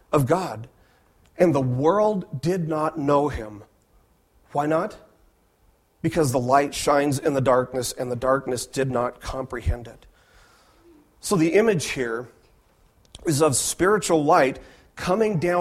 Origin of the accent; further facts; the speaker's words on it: Las Vegas, Nevada, United States; I was raised in Las Vegas